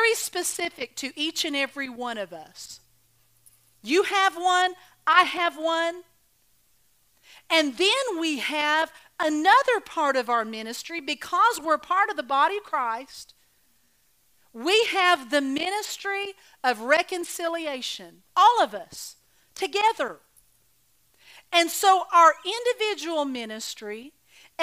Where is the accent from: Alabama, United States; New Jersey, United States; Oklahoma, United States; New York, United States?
Oklahoma, United States; I was raised in Oklahoma